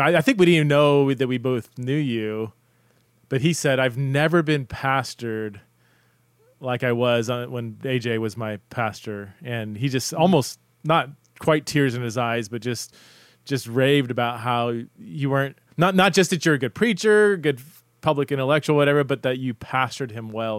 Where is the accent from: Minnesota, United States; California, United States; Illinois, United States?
California, United States; Southern; now in Idaho, United States; I'm from Southern Southern California.